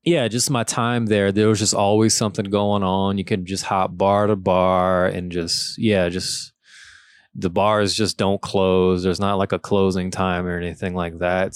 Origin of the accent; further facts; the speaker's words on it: Lafayette, Louisiana, United States; moved away as an adult; also born or lived in New Orleans; I moved there from Lafayette